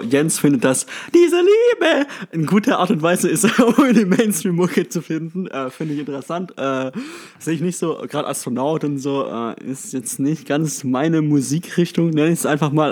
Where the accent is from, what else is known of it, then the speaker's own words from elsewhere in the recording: Stuttgart, Baden-Württemberg, Germany; now in Tübingen, Germany; ich komme aus Stuttgart